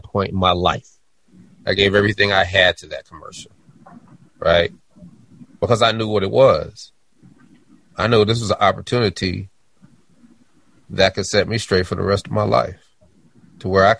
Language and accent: English; Denver, Colorado, United States; I'm from Denver.